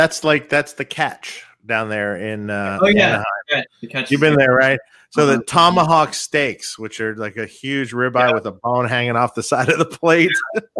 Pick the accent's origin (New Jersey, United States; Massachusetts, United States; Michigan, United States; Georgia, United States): Michigan, United States; Detroit; And I mean, I grew up in Detroit, Chinese food, whatever.